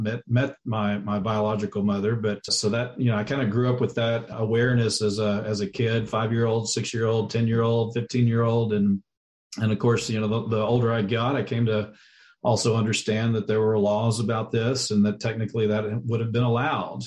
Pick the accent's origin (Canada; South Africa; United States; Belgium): United States; Texas; I'm actually originally from Texas, was born and raised there